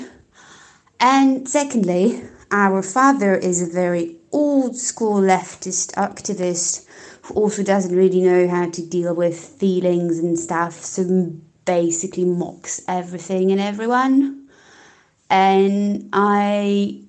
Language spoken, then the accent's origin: English; Poland; English is a second language; now in Portugal; I am from Poland, living in Portugal